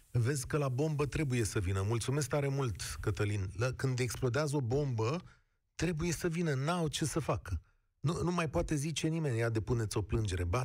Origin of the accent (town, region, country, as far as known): Brașov, Brașov County, Romania